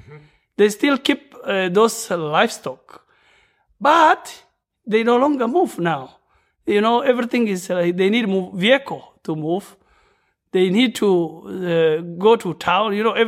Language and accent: English; Marsabit County, Kenya; first language Borana; English is a second language; Borana speaker, but I'm a Gabra. Hello … from Kenya, specifically from northern part of Kenya. You know, bordering Ethiopia, Sudan, and Somalia. Yeah.